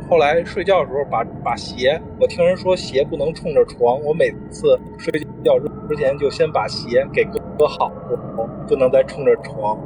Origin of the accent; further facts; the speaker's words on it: Beijing, China; 我小时候也是北京长大的，就是北京丰台，嗯，五里店儿这小区